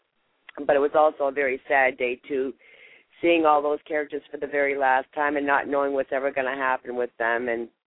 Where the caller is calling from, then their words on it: Manchester, New Hampshire, United States; I'm calling from Manchester, New Hampshire.